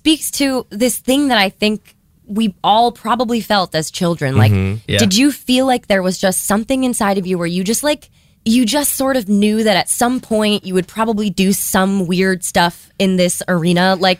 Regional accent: Massachusetts, United States; Western Mass.

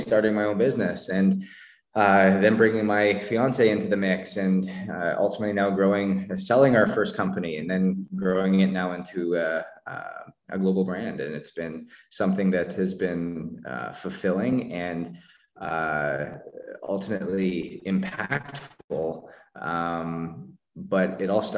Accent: Canada; I grew up in Canada

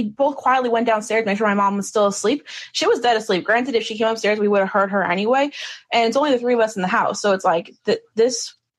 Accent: New York, United States; I'm from New York, by the way.

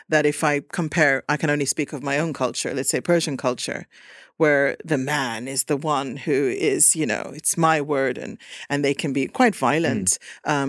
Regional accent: Kangasala, Pirkanmaa, Finland; also born or lived in Sweden; I feel like I'm from Kangasala. I feel very Finnish and I'm proud of it, but I'm also Swedish and I'm also Finnish Swedish

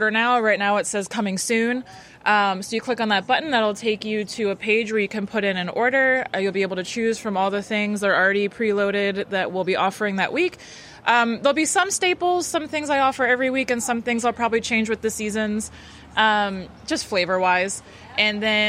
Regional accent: Annapolis, Maryland, United States; So I'm an Annapolis native. I grew up near the Bay Bridge on the Broad Neck Peninsula my whole life.

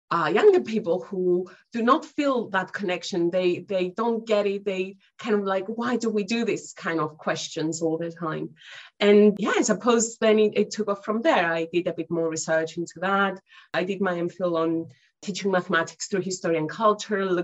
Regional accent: Cyprus; moved away as an adult; now in United Kingdom; as you can uh, hear from my accent, I'm not originally from the UK, but I've been living here for the past good uh, 12 years or so. Originally, I'm from Cyprus

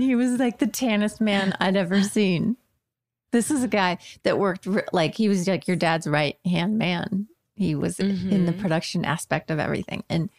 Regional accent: Illinois, United States; now in Los Angeles, United States; because I'm from Illinois. And so Christmas was always really snowy and really cold.

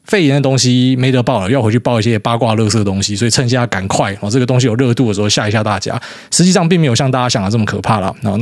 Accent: Taiwan; moved away as an adult; 可是当时我从台湾出来的时候，我觉得他妈欧洲人疯了。

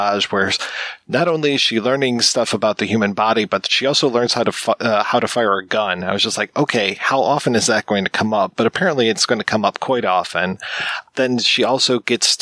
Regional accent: United States; being an American

